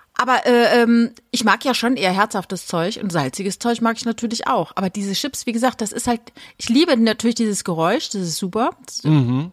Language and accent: German; a village a few kilometres from Winden, Rhineland-Palatinate, Germany; moved away; das ist wenige Kilometer von dem Dorf entfernt, wo ich groß geworden bin